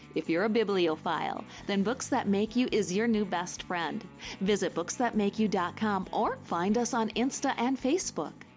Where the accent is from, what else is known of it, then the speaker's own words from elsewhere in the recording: Maine, United States; now in Los Angeles, United States; I grew up on the East Coast because oh. I'm from Maine